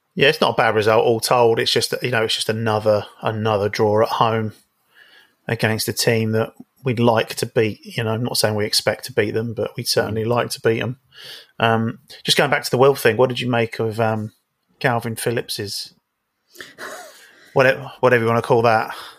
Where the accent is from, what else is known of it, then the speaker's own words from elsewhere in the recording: London, United Kingdom; I'm from South London